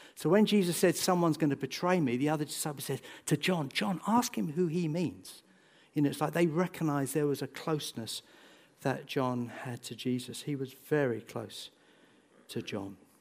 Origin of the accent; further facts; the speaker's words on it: Bedford, East of England, United Kingdom; also born or lived in St Neots; I grew up in Bedford